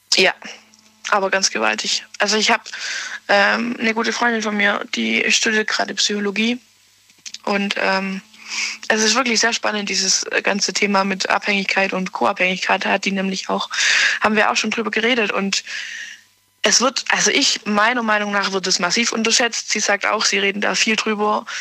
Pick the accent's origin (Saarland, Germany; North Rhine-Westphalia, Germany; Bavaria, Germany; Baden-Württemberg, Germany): Baden-Württemberg, Germany; near Ulm; Nähe Ulm